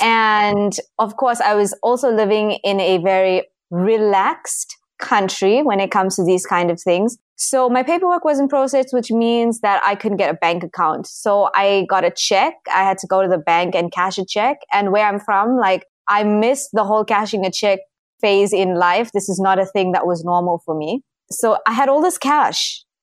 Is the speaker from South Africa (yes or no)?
yes; Durban, KwaZulu-Natal, South Africa; moved away as an adult; also born or lived in South Korea / Kuwait; I'm from the East Coast of South Africa. My city is called Durban, and I basically grew up there.